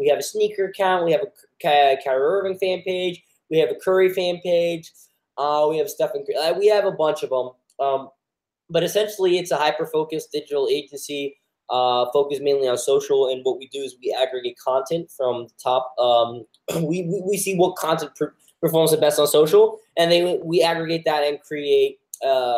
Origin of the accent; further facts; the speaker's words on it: Sweden; moved away as an adult; I'm a Sweden native, born and raised in Sweden, 18 years in Sweden.